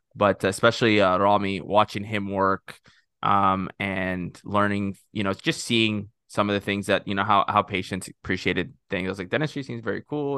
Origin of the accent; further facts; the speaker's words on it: Corpus Christi, Texas, United States; also born or lived in Egypt / Rio Grande Valley, Texas; grew up in Texas